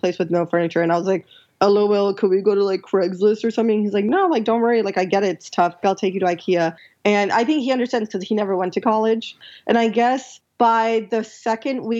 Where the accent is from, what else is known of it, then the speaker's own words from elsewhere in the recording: Pakistan; I'm like humble from Pakistan